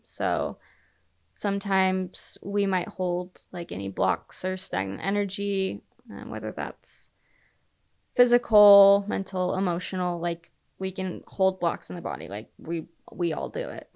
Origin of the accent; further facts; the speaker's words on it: Utah, United States; I was the girl from Utah